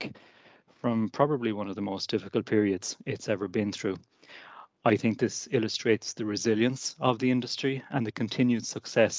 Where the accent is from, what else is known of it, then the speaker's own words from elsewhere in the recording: Killarney, Munster, Ireland; I'm from Killarney myself